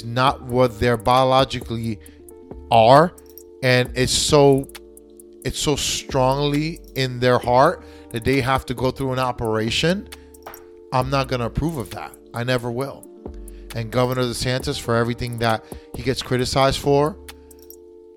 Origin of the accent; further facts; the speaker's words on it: United States; I was born in the United States. I was raised in the United States. I speak American.